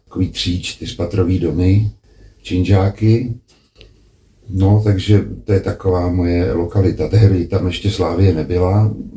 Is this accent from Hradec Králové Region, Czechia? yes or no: yes; Hradec Králové, Hradec Králové Region, Czechia; moved away as an adult; also born or lived in Prague; Když se naši odstěhovali z Prahy do Hradce Králové a tam jsem vlastně vyrůstal až do třiadvaceti let